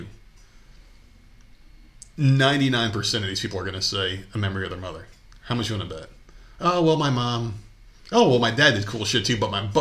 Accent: New Jersey, United States; moved away; I'm from New Jersey

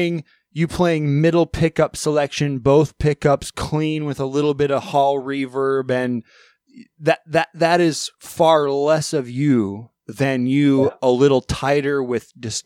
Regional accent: England, United Kingdom; my drummer speaks Russian and my guitar player speaks French and I'm English, but I speak both poorly.

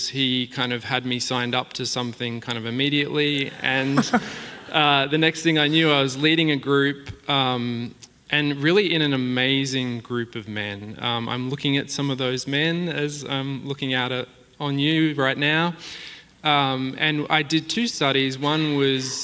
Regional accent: Australia; moved away as an adult; now in Lake Oswego, United States

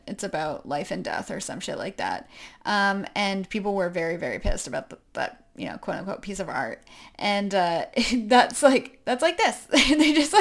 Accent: New Hampshire, United States; I'm from New Hampshire

